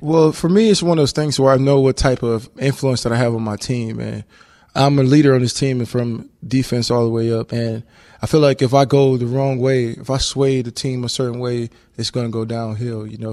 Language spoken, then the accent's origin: English; Texas, United States; moved away as an adult; also born or lived in Louisiana; now in Hawaii, United States; I grew up in Texas, so I had a lot of Spanish friends